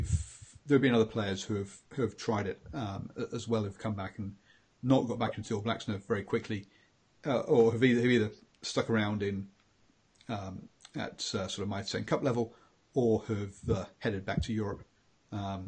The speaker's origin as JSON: {"language": "English", "region": "England", "country": "United Kingdom", "moved": "as an adult", "lives_now": "New Zealand", "said": "Being English, I mean, I've been here for 3 years."}